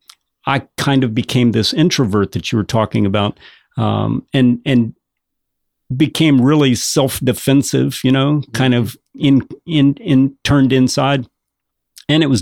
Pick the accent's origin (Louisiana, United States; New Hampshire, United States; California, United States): Louisiana, United States; Sulphur; moved away; also born or lived in Bangor, Maine; I was raised in Lake Charles area, Sulphur, Louisiana.